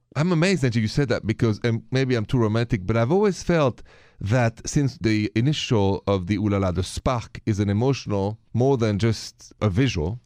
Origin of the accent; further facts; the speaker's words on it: France; accent: French; My accent is French.